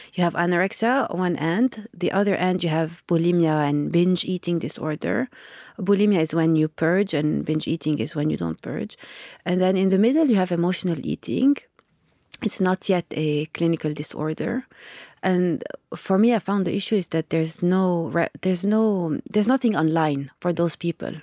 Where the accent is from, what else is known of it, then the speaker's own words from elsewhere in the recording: Lebanon; I grew up in Lebanon